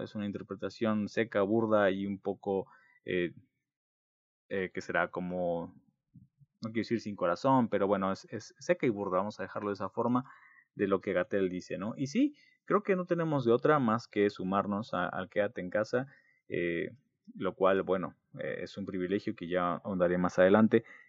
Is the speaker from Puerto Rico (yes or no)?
no; Mexico